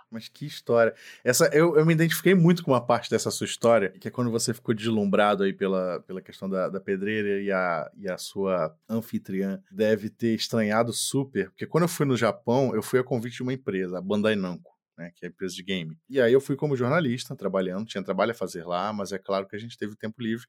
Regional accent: Brazil; eu sou brasileiro

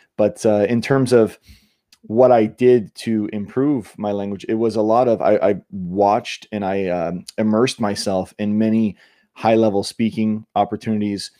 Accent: Niagara Falls, Ontario, Canada; also born or lived in Australia / New York / California; now in United States; I grew up in Canada, near, in Niagara, near Niagara Falls

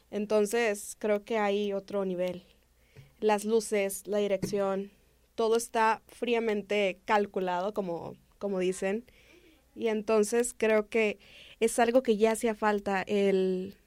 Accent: Nuevo León, Mexico; somos de Nuevo León, acá nos gustan las carnitas asadas

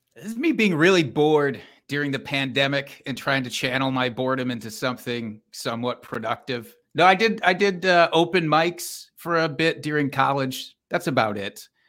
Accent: Iowa, United States; now in Wisconsin, United States; I am from Iowa

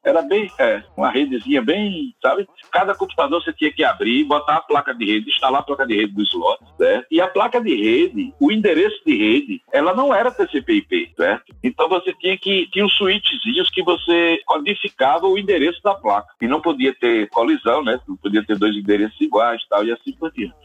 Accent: Sergipe, Brazil; eu sou sergipano

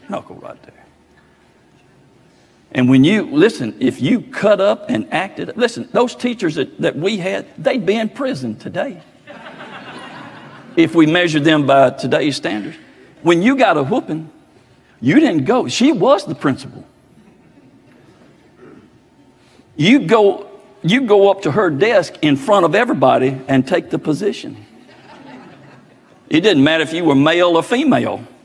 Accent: Oakland, United States; growing up in Oakland, going to grammar school all 8 years in that little bitty four-room schoolhouse

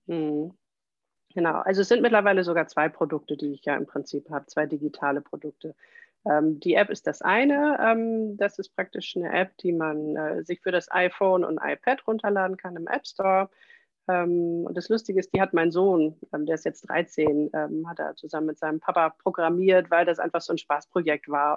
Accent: Kiel, Schleswig-Holstein, Germany; Ich komme aus Kiel

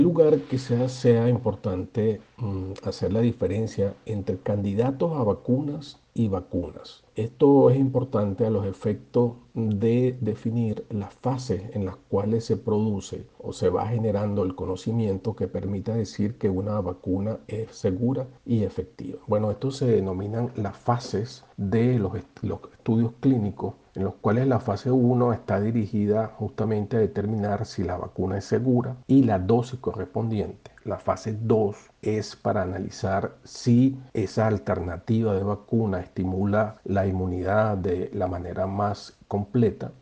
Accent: Venezuela

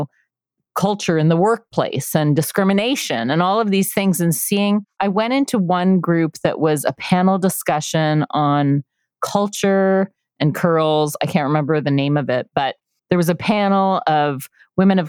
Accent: Canada; We're Canadian. Yeah. We're French

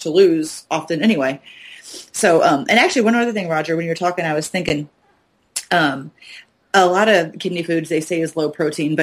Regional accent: St. Louis, Missouri, United States; I'm from St. Louis

